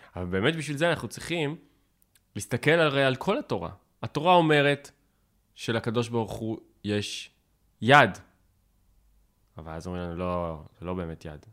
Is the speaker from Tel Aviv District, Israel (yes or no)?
yes; Tel Aviv, Tel Aviv District, Israel; כאקדמאי, או כתל אביבי